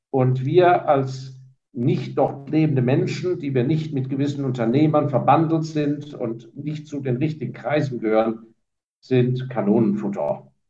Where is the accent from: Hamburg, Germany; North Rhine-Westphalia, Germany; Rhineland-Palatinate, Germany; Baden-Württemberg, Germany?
Baden-Württemberg, Germany; Heidelberg; born there; also born or lived in Hong Kong; ich bin nicht in Hongkong geboren, ich bin geborener Heidelberger, da bin ich auch sehr stolz drauf.